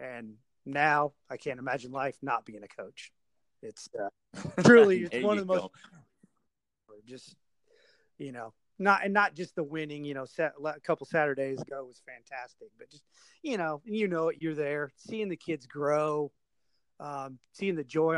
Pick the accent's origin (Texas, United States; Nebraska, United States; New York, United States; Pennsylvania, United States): Nebraska, United States; moved away as an adult; also born or lived in Louisville, Kentucky; now in Oklahoma, United States; after high school, I went to work for company my dad had worked for. I moved from Nebraska to Louisville, Kentucky